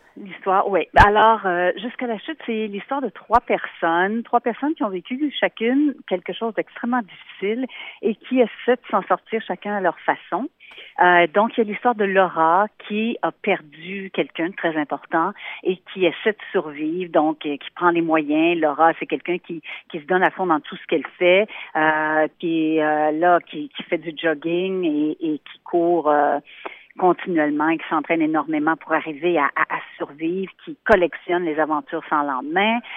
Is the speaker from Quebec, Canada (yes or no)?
yes; Montreal, Quebec, Canada; also born or lived in Yellowknife; Je suis native de Montréal au Québec